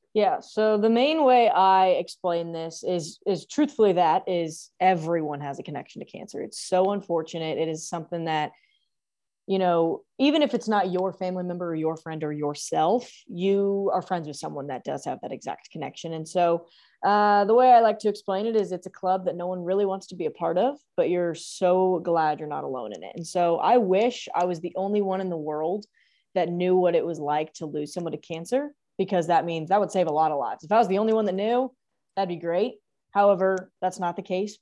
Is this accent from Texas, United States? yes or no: yes; The Woodlands, Texas, United States; moved away as an adult; now in Norman, Oklahoma, United States; I'm originally from the Woodlands, Texas. So obviously we went to high school together. Um, and so I, um, lived there for eighteen years